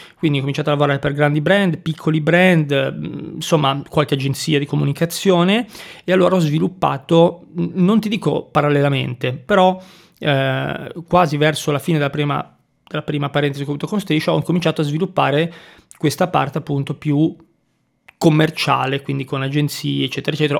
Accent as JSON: {"language": "Italian", "region": "Liguria", "country": "Italy", "tie": "born or raised there", "also_born_or_lived": "Milan", "moved": "as an adult", "said": "sono partito dal mio paesino della Liguria, sono andato su a Milano e, e lì sono rimasto"}